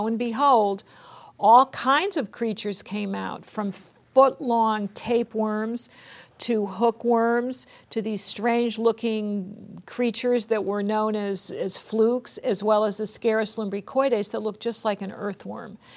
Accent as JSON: {"language": "English", "town": "West Hartford", "region": "Connecticut", "country": "United States", "tie": "born or raised there", "said": "I went back to West Hartford, Connecticut, which is my hometown, home state of Connecticut"}